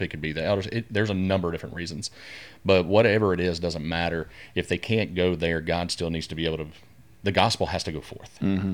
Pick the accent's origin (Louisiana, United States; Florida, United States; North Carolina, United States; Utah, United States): Louisiana, United States; Keithville; also born or lived in Denver, Colorado; I was born and raised here in the Shreveport area, uh, primarily out in Keithville, south of town, out in the sticks, if you will.